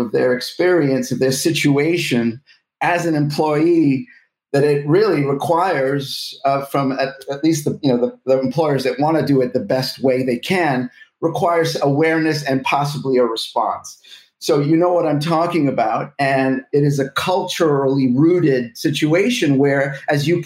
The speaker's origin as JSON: {"language": "English", "country": "United States", "said": "as an American"}